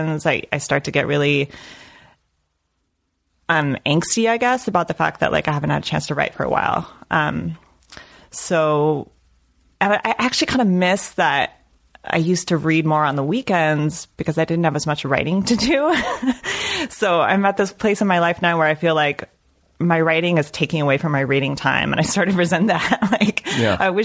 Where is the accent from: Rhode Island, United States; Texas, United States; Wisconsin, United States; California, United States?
Texas, United States; El Paso; I'm from El Paso, Texas.